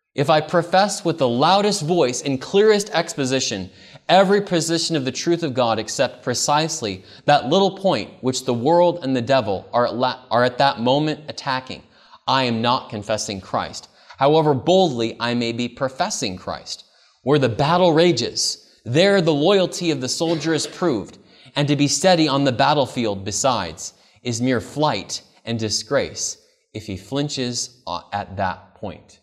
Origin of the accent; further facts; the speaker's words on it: Modesto, California, United States; I grew up actually in Modesto, California, and I was born in nineteen eighty-seven